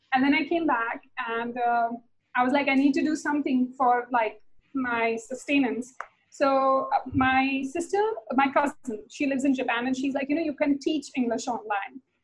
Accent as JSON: {"language": "English", "country": "India", "said": "I'm from India"}